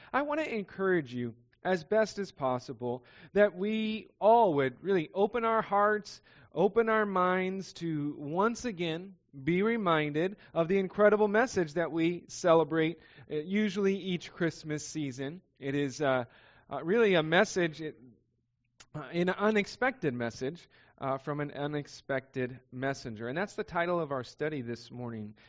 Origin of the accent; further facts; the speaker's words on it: Southern California, United States; I grew up in Southern California.